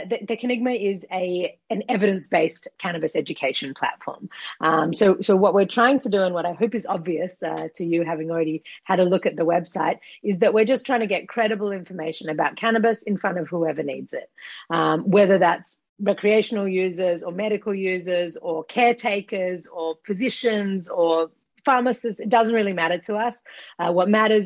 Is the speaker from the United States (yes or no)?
no; Australia; accent: Australian; moved away as an adult; now in Israel; I'm Australian, as you might be able to hear from my accent, but I've been in Israel for the past 15 years now